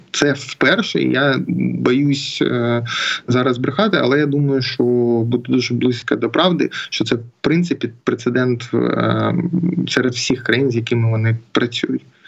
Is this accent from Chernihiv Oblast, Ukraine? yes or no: no; Mariupol, Donetsk Oblast, Ukraine; я з Маріуполя